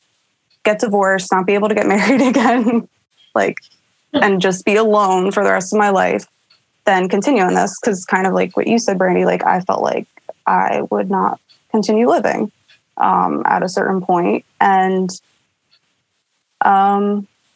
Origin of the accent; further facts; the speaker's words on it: Pennsylvania, United States; Drove back to, my home state of Pennsylvania.